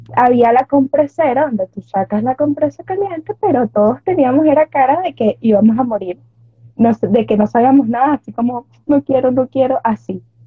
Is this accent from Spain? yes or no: no; Carabobo, Venezuela; soy de Venezuela, Estado Carabobo.